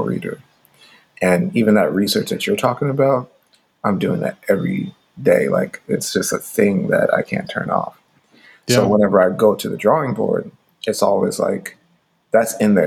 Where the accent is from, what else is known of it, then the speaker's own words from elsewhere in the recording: St. Ann Parish, Saint Ann, Jamaica; moved away; I grew up in Jamaica in my formative years. I was living with my grandfather and my step grandmother in rural Jamaica in like St. Anne Parish. And I was actually born in Jamaica too